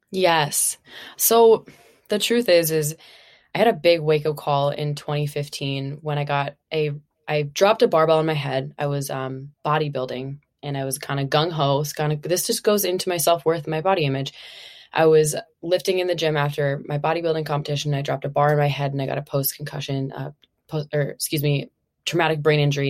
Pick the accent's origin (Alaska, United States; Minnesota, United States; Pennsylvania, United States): Minnesota, United States; moved away as an adult; now in California, United States; Originally, I'm from Minnesota. I've been out in California now for, like, it's been eight years